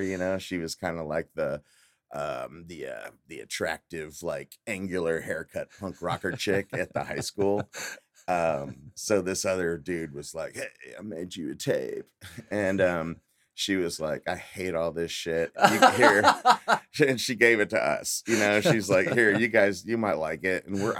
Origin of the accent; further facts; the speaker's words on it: Eagle Mountain, Texas, United States; also born or lived in Geneva; But I, I grew up out in Eagle Mountain.